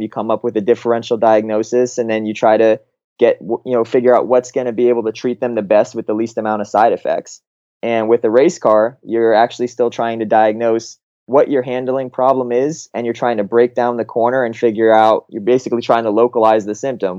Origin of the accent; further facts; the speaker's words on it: Fort Lauderdale, Florida, United States; moved away as an adult; also born or lived in Massachusetts; I grew up in Fort Lauderdale my entire life from, you know, when I was born till eighteen years old